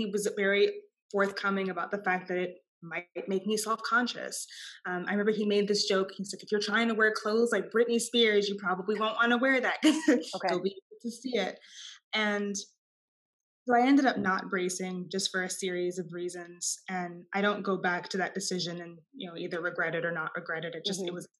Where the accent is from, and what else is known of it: Austin, Texas, United States; born or raised there